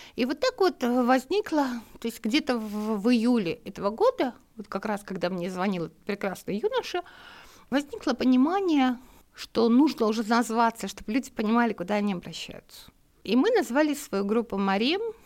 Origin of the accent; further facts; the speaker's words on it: Makhachkala, Dagestan, Russia; moved away as an adult; Я махачкалинская девочка.